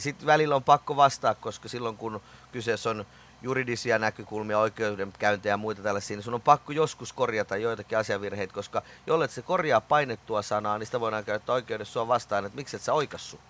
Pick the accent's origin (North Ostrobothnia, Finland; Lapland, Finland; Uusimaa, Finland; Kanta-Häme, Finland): Kanta-Häme, Finland; Riihimäki; also born or lived in Kouvola; kyllä mä oon kotoisin Riihimäeltä, mut mä oon syntynyt Kouvolasta